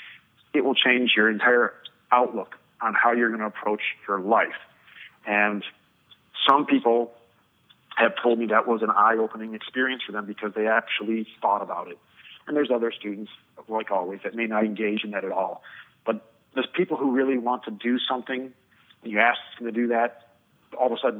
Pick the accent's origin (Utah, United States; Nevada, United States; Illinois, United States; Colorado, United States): Illinois, United States; Chicago; I'm from the Chicagoland area